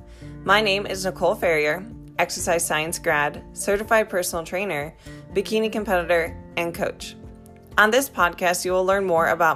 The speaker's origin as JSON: {"language": "English", "region": "Ohio", "country": "United States", "moved": "yes", "lives_now": "Florida, United States", "said": "I'm actually also from Ohio, currently living in Florida"}